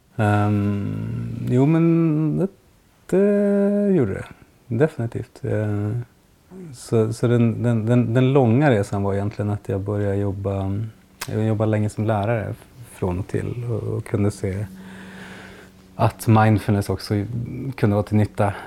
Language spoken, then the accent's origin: Swedish; Piteå, Norrbotten County, Sweden; jag kommer från Piteå